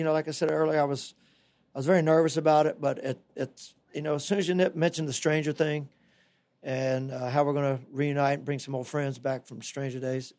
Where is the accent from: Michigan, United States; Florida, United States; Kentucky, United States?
Florida, United States; It's just part of growing up in the Tampa Bay area, I think